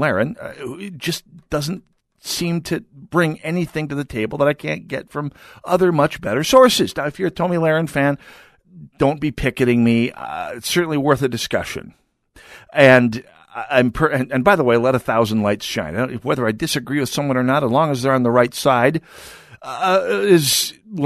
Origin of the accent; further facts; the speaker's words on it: North Dakota, United States; now in Minnesota, United States; I grew up in North Dakota